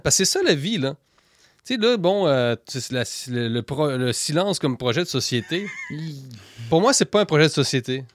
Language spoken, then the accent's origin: French; Quebec, Canada; quand on vient du Québec